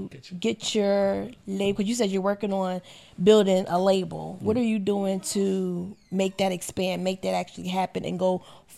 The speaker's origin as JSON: {"language": "English", "town": "Ocean Springs", "region": "Mississippi", "country": "United States", "said": "I'm from Mississippi."}